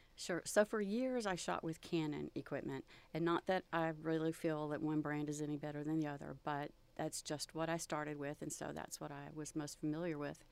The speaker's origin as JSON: {"language": "English", "region": "Texas Gulf Coast", "country": "United States", "tie": "born or raised there", "said": "growing up along the Gulf Coast"}